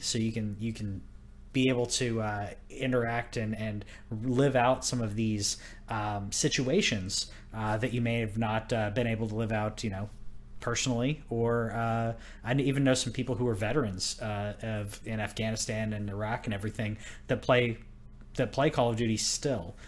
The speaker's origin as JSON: {"language": "English", "region": "Texas", "country": "United States", "moved": "yes", "said": "I'm from Texas"}